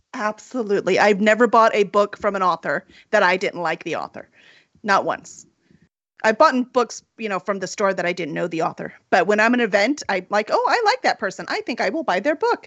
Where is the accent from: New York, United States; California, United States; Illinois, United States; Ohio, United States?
Illinois, United States; Chicago; we're from Chicago